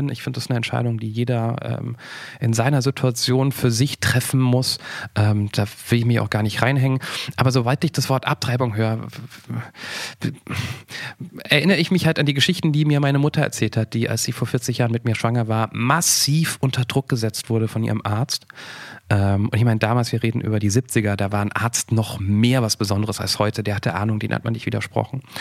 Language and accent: German; Germany